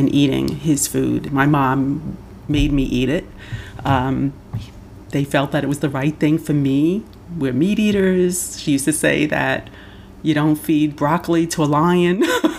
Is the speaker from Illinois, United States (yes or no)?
no; New York City, New York, United States; also born or lived in Rockland County, New York / Orange County, New York; I grew up in the Bronx, New York. For my first 11 years, I stayed there. And then I moved up to the suburbs, so Rockland County, Orange County, if anybody knows the Hudson Valley area